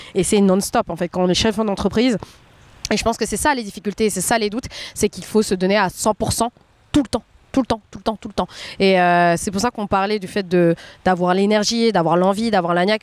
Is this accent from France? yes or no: yes; France; moi je m'étais vue en tant que femme asiatique en grandissant en France